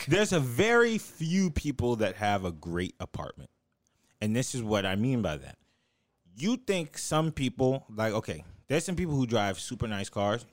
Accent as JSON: {"language": "English", "region": "the South", "country": "United States", "said": "I'm from the South."}